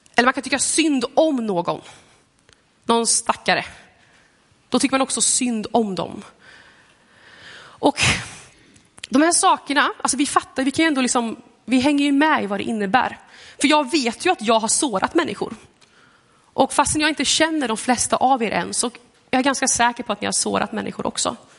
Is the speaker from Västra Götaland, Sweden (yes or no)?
yes; Gothenburg, Västra Götaland, Sweden; now in Lidköping, Sweden; Jag kommer från Göteborg.